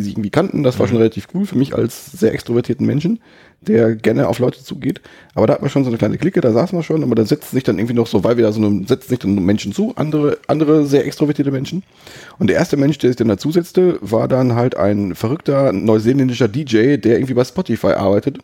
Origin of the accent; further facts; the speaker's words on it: Germany; from, from the Germany